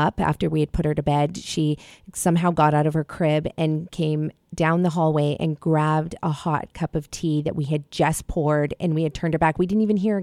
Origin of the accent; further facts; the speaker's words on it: Malawi; moved away; I was born in Africa, actually, in Malawi.